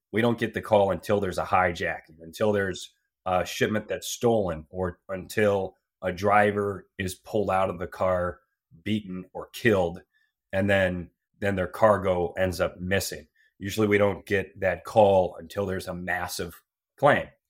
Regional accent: Cleveland, Ohio, United States; moved away; also born or lived in Laredo, Texas / Cincinnati, Ohio; I grew up in Cleveland, went to the Fisher College of Business

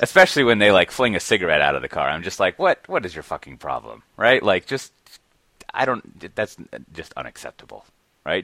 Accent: Austin, Texas, United States; I'm from Austin

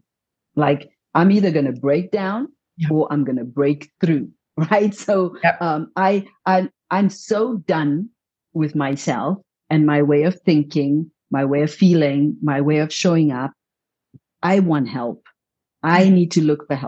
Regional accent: Zimbabwe; moved away as an adult; also born or lived in India; I came from Zimbabwe

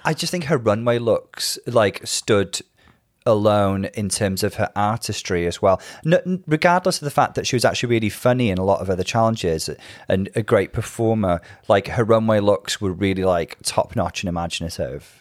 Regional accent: Bangor, Wales, United Kingdom; now in Liverpool, United Kingdom; my hometown is Bangor in North Wales

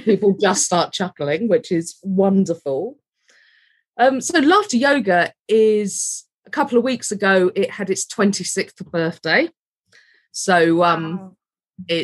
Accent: London, United Kingdom; also born or lived in Hampshire / South Wales; now in Rhondda Valleys, United Kingdom; Moved here from Hampshire, although I'm originally from West London.

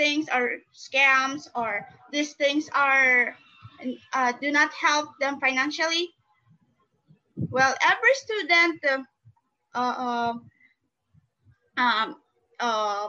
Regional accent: Philippines; from the Philippines

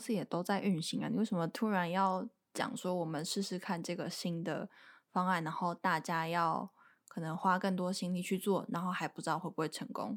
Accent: Taiwan; moved away as an adult; also born or lived in Beijing; 因为可能我面试的地点是在北京，然后他一听我不是当地人嘛，他就有问说，“诶，那你怎么会一个台湾人来北京工作？”

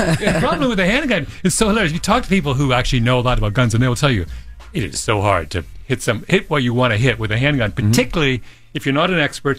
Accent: Canada; now in United States; I grew up in Canada and where there's no guns. I didn't see a gun.

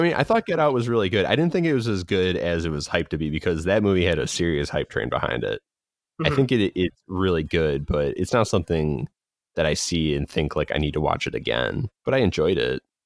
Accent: Chicagoland, Illinois, United States; I'm from Chicago, it's Chicago land

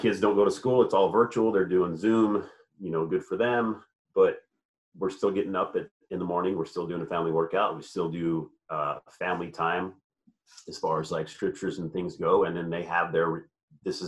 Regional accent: Arizona, United States; moved away; I'm originally from Arizona

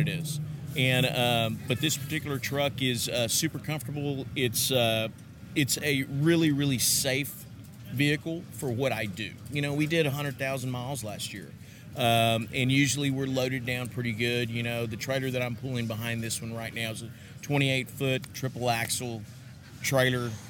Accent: Texas, United States; I'm from Texas.

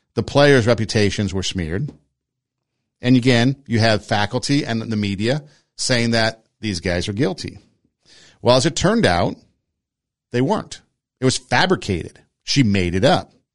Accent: Los Angeles, California, United States; growing up in Los Angeles, you know, the Mexican culture was pretty affluent in my neighborhood

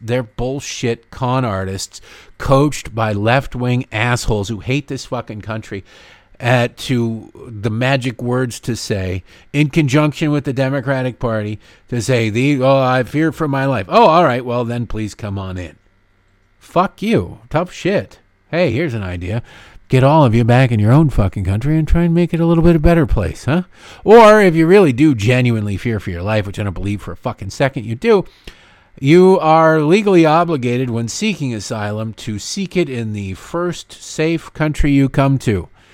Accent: United States; I'm an American

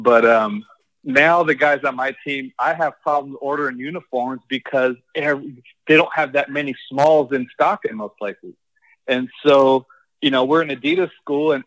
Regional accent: Phoenix, Arizona, United States; now in Boca Raton, United States; I'm from Phoenix.

